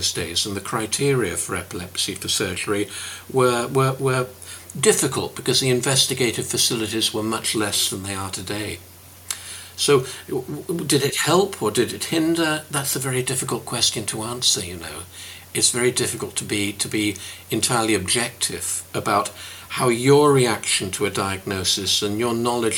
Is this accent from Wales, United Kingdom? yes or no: no; Reading, South East England, United Kingdom; moved away as an adult; now in Glasgow, United Kingdom; I come from Reading, and I've lived in Glasgow for best part of 40 years